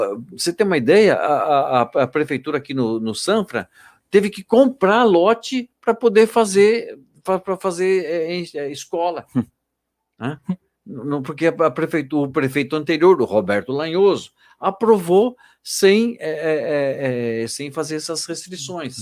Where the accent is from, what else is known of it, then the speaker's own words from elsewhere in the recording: São Paulo, Brazil; now in Itatiba, Brazil; eu sou natural de São Paulo